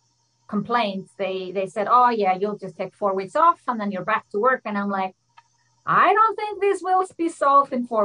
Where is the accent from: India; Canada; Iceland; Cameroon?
Iceland; moved away as an adult; now in Switzerland; I'm from Iceland. I love the connection to my home country.